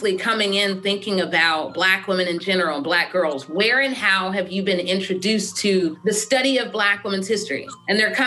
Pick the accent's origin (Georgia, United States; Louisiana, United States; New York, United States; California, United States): Georgia, United States; Atlanta; also born or lived in Pittsburgh; now in St. Louis, United States; I'm from there, but I was raised in Atlanta